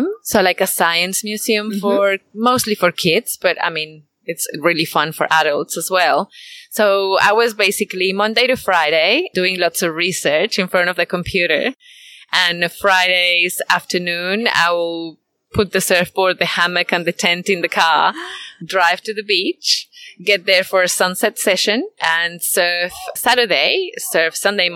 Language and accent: English; Mexico City, Mexico; moved away as an adult; also born or lived in Guadalajara; now in Byron Bay, Australia; I was born in Guadalajara, but grew up in Mexico City